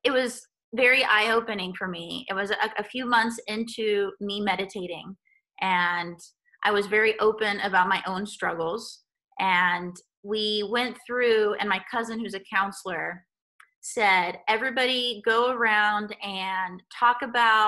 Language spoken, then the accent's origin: English; Guatemala; moved away; I grew up in Guatemala